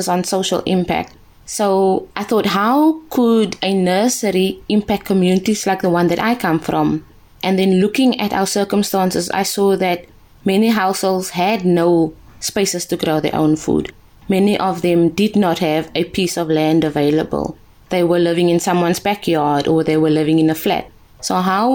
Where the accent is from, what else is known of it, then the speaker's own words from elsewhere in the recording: South Africa; I was also chosen as a South African ambassador to the Samsung head office in Seoul in South Korea